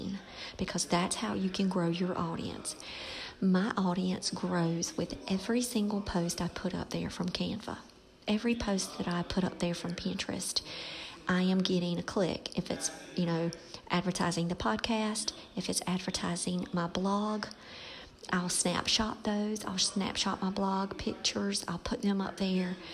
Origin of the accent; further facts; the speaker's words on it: Robeson County, North Carolina, United States; moved away; Robeson County, dear to my heart, that's my raising place